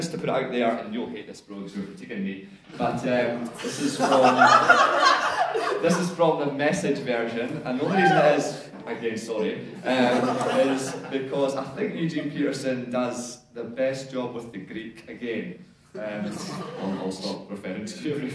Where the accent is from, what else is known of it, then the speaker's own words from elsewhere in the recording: Scotland, United Kingdom; now in Whanganui, New Zealand; I'm Scottish, and maybe I've 20 years, but this is as good as it gets in terms of the accent